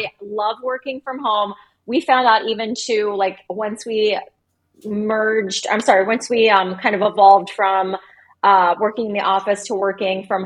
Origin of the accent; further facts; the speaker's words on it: Cincinnati, Ohio, United States; moved away as an adult; also born or lived in New York City, United States / Cleveland, Ohio, United States; we packed up and moved to Cincinnati, which is my hometown